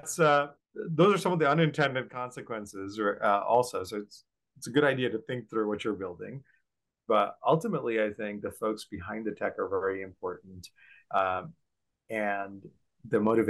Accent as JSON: {"language": "English", "country": "Bangladesh", "tie": "born or raised there", "moved": "yes", "said": "When I was growing up in Bangladesh"}